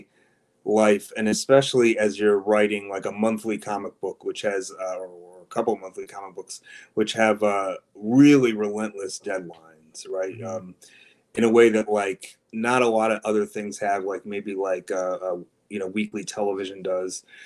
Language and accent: English; Dearborn, Michigan, United States; I grew up literally across the street from Detroit proper in Dearborn, Michigan, which is a kind of big working class Arab American enclave